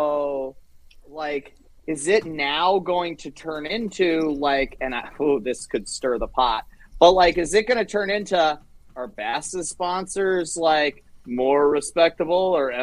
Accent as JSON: {"language": "English", "region": "rural Pennsylvania", "country": "United States", "tie": "born or raised there", "said": "the culture that I grew up in, like, rural, East Bumble Nowhere, Pennsylvania"}